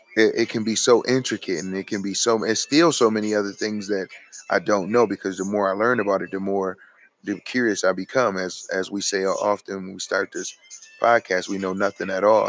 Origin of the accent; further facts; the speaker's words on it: United States; we as American citizens